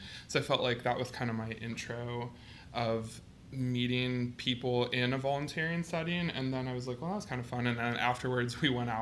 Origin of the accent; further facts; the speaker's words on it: Massillon, Ohio, United States; moved away as an adult; also born or lived in Bowling Green, Ohio; now in Columbus, United States; I am originally from Massillon, Ohio